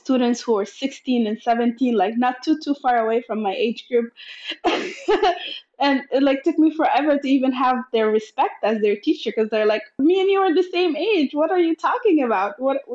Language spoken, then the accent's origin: English; Sudan; now in Portland, United States; I am from Sudan and I am proud and I love my culture. And yes, I live in America